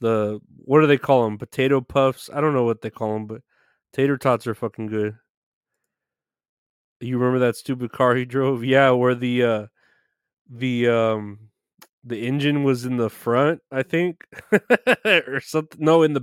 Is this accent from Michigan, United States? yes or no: no; Chicago, Illinois, United States; I grew up in Chicago, really went to shit since the peaceful protests.